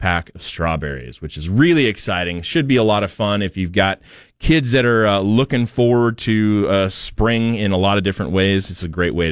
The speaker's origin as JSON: {"language": "English", "town": "Portland", "region": "Oregon", "country": "United States", "moved": "yes", "lives_now": "Boise, United States", "said": "I'm from Portland, and it was quite a bit different"}